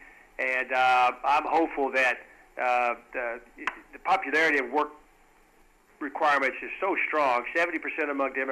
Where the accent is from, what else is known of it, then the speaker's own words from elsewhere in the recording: West Texas, United States; I'm from West Texas